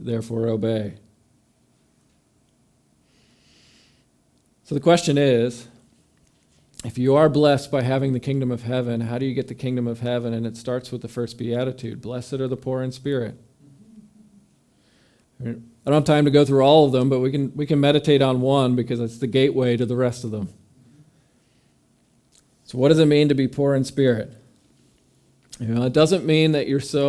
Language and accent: English; New York, United States; moved away as an adult; also born or lived in Mississippi; We're from New York